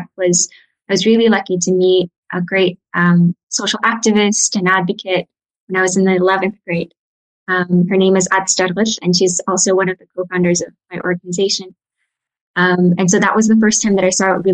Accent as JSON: {"language": "English", "country": "Mongolia", "tie": "born or raised there", "also_born_or_lived": "United States", "moved": "yes", "said": "I'm from Mongolia, but I grew up in the States and Mongolia."}